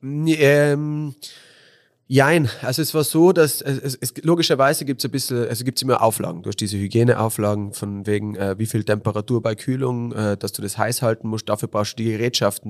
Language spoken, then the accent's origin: German; Innsbruck, Tyrol, Austria; bin born and raised in Innsbruck, äh, bin auf der Hungerburg oder halt auf der Höhenstraße halber Weg von Hötting auf die Hungerburg bin ich aufgewachsen